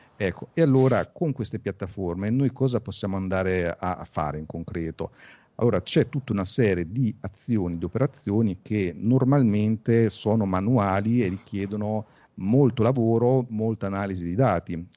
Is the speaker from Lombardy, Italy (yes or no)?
no; Pesaro, Marche, Italy; io sono di Pesaro, qua c'era un distretto mobiliare